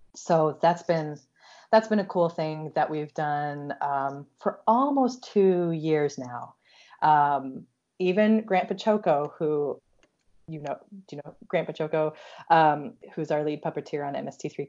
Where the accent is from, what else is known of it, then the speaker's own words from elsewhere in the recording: Iowa, United States; I'm from Iowa.